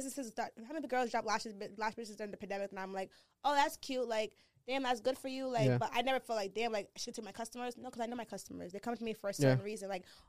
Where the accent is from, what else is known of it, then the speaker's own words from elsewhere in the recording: Pawtucket, Rhode Island, United States; also born or lived in Nigeria; I wasn't even born in Rhode Island. I was born in Nigeria. I'm an immigrant, my parents. Like, I came when I was 3, but I grew up in Rhode Island. We actually grew up in Pawtucket.